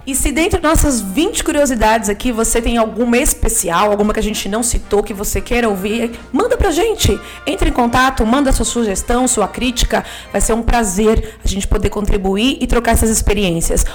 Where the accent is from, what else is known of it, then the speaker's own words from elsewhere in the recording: Brazil; enquanto brasileiro